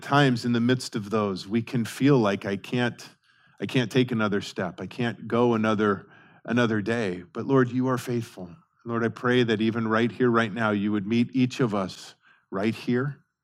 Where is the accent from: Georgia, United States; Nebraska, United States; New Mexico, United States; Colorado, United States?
Colorado, United States; Denver; moved away; I remember growing up in Colorado and especially in Denver